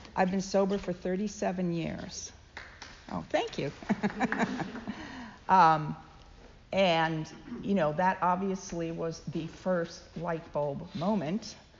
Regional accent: United Kingdom; moved away as an adult; also born or lived in London / Cambridge; now in United States; being formerly British

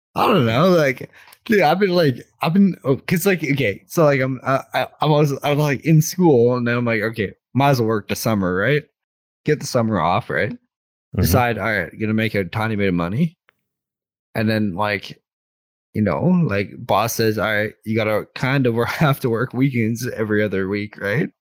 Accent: Canada; I'm Canadian.

